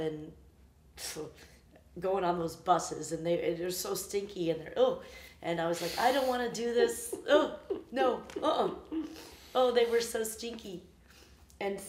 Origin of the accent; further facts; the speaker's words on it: Arkansas, United States; moved away; I was 11, and I was in the Arkansas. I was from Arkansas